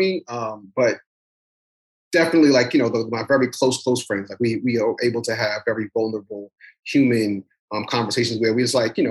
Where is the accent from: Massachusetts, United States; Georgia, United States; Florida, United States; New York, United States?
New York, United States; New York City; I come from Brooklyn. Like, you know, we're in New York City, period. You just are raised to be tough and guarded